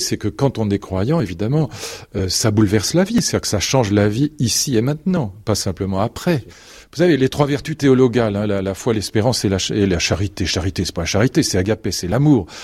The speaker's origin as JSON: {"language": "French", "town": "Fontenay-Saint-Père", "region": "Île-de-France", "country": "France", "tie": "born or raised there", "moved": "as an adult", "said": "j'ai passé toute mon enfance dans le Vexin, donc euh, jusqu'à l'âge de 25 ans"}